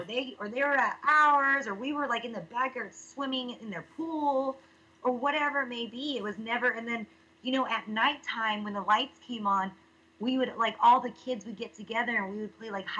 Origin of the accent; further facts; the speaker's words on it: Fresno, California, United States; I'm from Fresno, California.